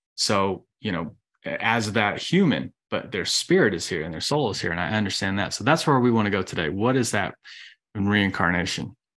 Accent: Georgia, United States; I'm from Georgia

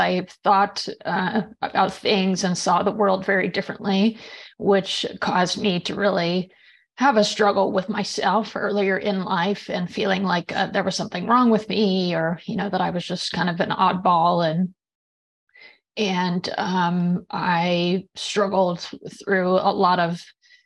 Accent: just outside of Seattle, Washington, United States; I grew up in just outside of Seattle, Washington

